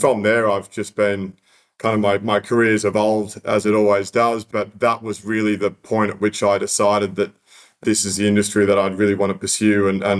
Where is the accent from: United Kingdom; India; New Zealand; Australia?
Australia; Sydney, New South Wales; also born or lived in Young, New South Wales; growing up in Sydney